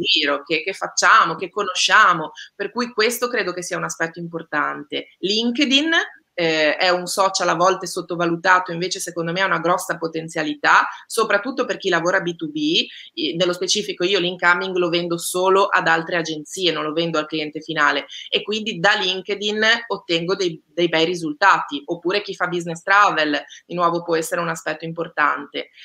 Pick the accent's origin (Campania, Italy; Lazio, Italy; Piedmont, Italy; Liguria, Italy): Liguria, Italy; io Ligure